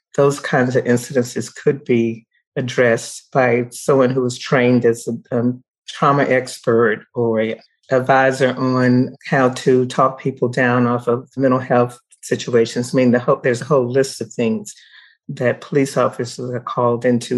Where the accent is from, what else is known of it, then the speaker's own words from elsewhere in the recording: the South, United States; now in Colorado, United States; I grew up in the South during the times of segregation